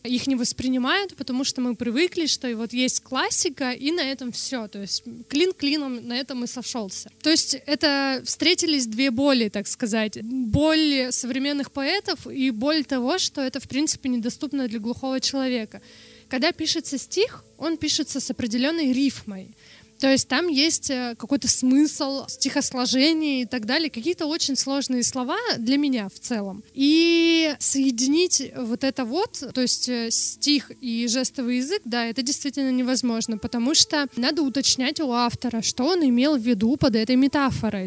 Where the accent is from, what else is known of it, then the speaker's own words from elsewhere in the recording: Norilsk, Krasnoyarsk Krai, Russia; first language Russian Sign Language; Russian is a second language; когда я родилась в 94-м, там явно в Норильске технологий никаких не было